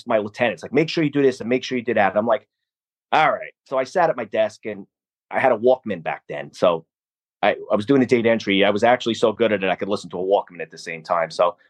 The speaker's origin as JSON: {"language": "English", "town": "New York City", "region": "New York", "country": "United States", "said": "I still call it the Twin Towers as a New Yorker."}